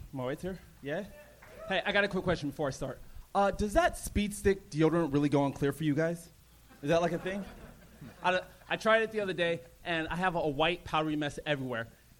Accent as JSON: {"language": "English", "town": "San Jose", "region": "California", "country": "United States", "tie": "born or raised there", "also_born_or_lived": "Alabama / London / Nigeria", "said": "I was born in Alabama. When I was 2, I moved to London. When I was 4, I moved to Nigeria. But I was raised in San Jose."}